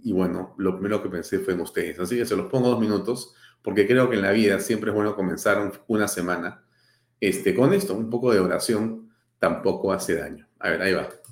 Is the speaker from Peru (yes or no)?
yes; Peru